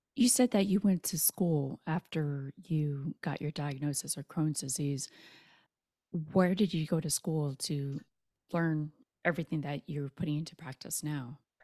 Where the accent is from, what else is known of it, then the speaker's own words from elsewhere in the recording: Texas, United States; I'm from Texas